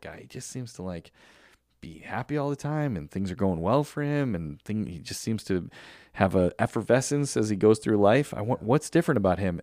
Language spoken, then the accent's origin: English; United States; I am glad that I was born in America because I could have been born in a million other places on this earth, but I was born in America